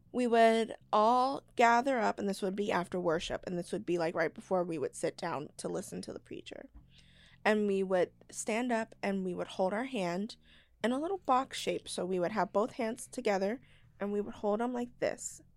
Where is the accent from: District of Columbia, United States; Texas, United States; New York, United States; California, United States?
Texas, United States; I'm from Texas